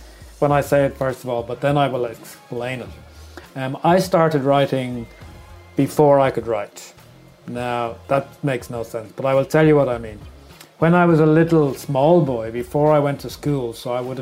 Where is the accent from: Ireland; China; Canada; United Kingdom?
Ireland; Wexford, Leinster; now in Dublin, Ireland; I am from a small town called Wexford